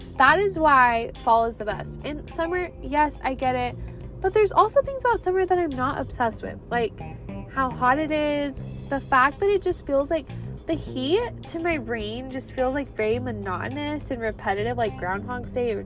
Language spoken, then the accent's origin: English; Pacific Northwest, United States; now in Phoenix, United States; I'm from the Pacific Northwest